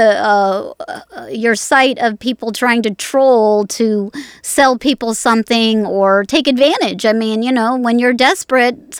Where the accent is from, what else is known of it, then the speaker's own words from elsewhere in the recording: Las Vegas, Nevada, United States; I was born in Las Vegas.